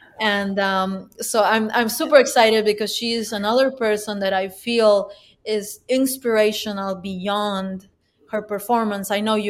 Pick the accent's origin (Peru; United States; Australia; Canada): Peru; English is a second language; We went to my hometown, which now has a grand piano and now has a music school.